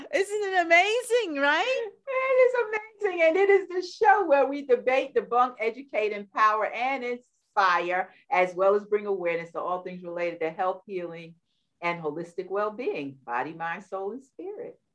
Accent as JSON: {"language": "English", "town": "New York City", "region": "New York", "country": "United States", "said": "we're both from New York from the boroughs"}